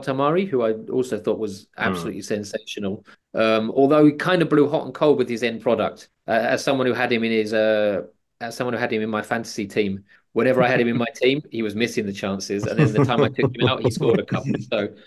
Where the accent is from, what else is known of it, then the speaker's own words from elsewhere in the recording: England, United Kingdom; as an Englishman